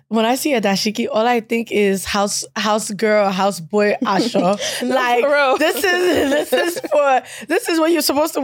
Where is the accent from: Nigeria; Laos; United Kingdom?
Nigeria; now in United States; because I'm proud of my culture. And I come back from Nigeria. I come back to school.